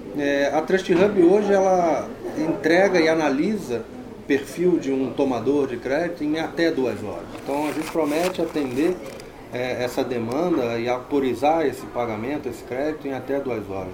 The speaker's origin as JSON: {"language": "Portuguese", "region": "Rio de Janeiro", "country": "Brazil", "moved": "as an adult", "lives_now": "São Paulo, Brazil", "said": "aqui em São Paulo desde 2000, eu sou carioca"}